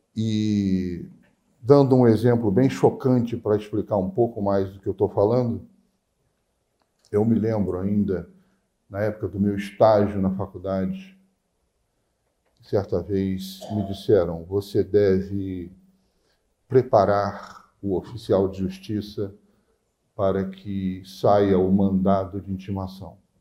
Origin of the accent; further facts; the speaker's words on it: Queimados, Rio de Janeiro, Brazil; also born or lived in Nilópolis; eu nasci em Nilópolis, mas toda a minha vida, minha infância, eu passei em Queimados, que era município de Nova Iguaçu na, na época